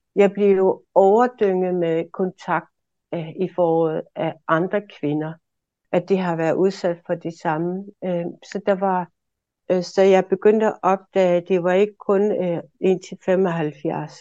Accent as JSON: {"language": "Danish", "town": "Maniitsoq", "country": "Greenland", "tie": "born or raised there", "also_born_or_lived": "Aarhus", "said": "Jeg er født og opvokset i Manitok"}